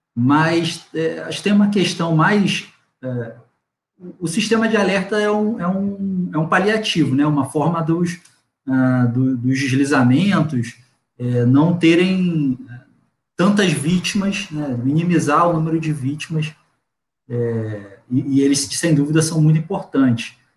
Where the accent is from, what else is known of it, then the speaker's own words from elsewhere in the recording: Cabo Frio, Rio de Janeiro, Brazil; eu sou de Cabo Frio, né? É a região que menos chove aqui do estado.